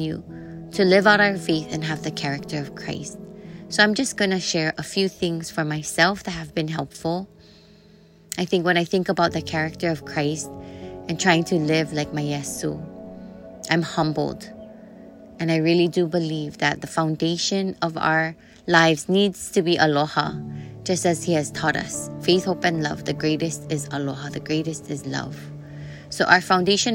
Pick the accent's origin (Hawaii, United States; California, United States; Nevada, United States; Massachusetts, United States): Hawaii, United States; Kailua; I'm from Ko'olau Poko, Kailua o Ahu in Hawaii. And it was the Ko'olau Mountains that raised me and the waters of Kailua that bathed and fed me.